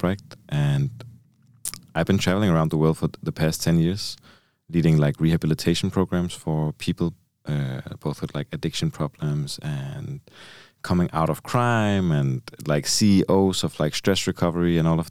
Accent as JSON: {"language": "English", "town": "Copenhagen", "region": "Capital Region of Denmark", "country": "Denmark", "tie": "born or raised there", "said": "I come from Copenhagen, so like the capital of Denmark. And it was a pretty rough neighborhood where I grew up"}